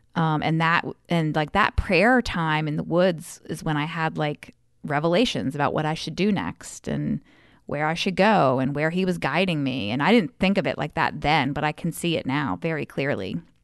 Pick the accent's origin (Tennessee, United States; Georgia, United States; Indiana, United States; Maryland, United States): Maryland, United States; Frostburg; I grew up out in Western Maryland, Frostburg